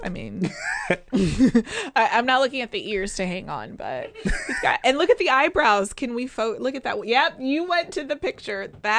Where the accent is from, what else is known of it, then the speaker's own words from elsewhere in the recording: Chicago, Illinois, United States; born there; I was born in Chicago and I'm a Bulls fan forever.